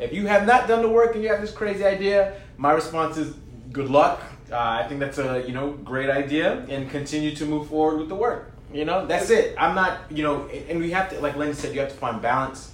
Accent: New York City, New York, United States; also born or lived in Brooklyn / Bronx; I'm from Queens

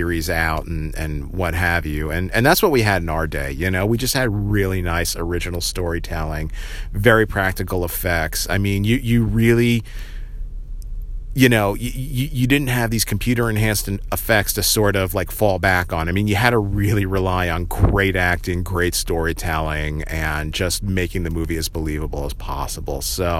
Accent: New Jersey, United States; around where I grew up in Central Jersey

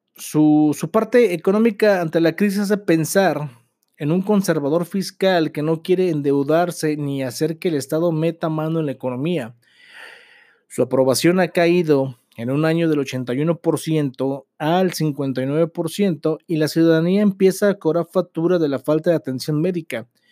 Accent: Mexico; como mexicanos somos personas valemadristas

